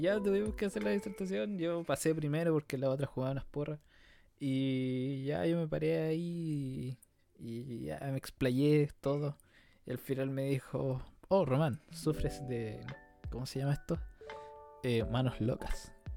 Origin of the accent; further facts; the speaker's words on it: Chile; nosotros como Chile, no sé si como chilenos